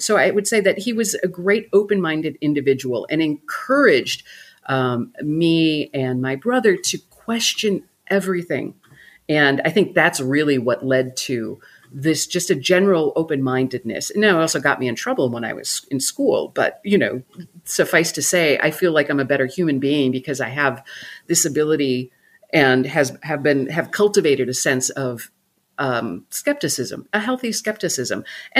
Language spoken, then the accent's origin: English; Milwaukee, Wisconsin, United States; Yeah, Milwaukee.